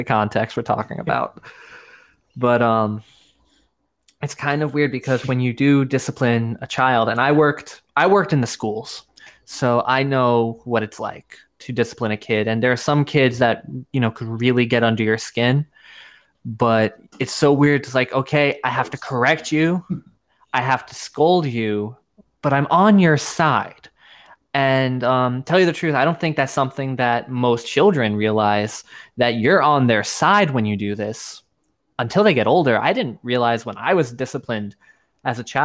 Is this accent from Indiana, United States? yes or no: no; New York, United States; now in Florida, United States; I was born in New York, man. Like I should be talking like this, eating pizza, all that fun stuff.